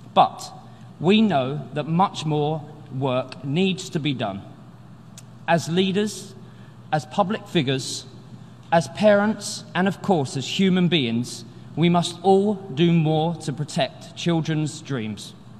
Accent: London, United Kingdom; I grew up in the East End of London

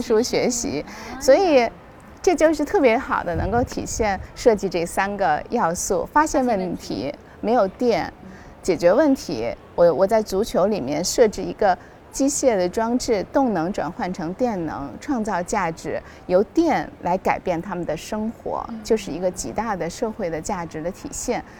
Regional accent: China; 我们是中国人

